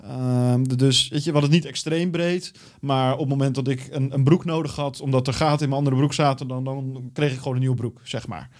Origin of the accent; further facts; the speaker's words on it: Valkenburg, South Holland, Netherlands; also born or lived in Almenara, Brazil / Belo Horizonte, Brazil; ben ik terechtgekomen in het o zo mooie Valkenburg